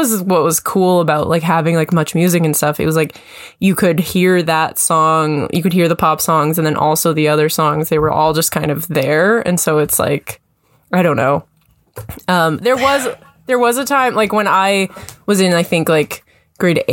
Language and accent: English; Kamloops, British Columbia, Canada; I grew up in Kamloops. So it's like, yeah, in BC